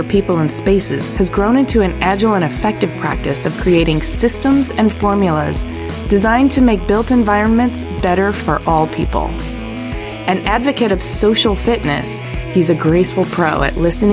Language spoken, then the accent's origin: English; Ypsilanti, Michigan, United States; I'm a Midwestern kid, too. I grew up in Ypsilanti, yeah. Michigan.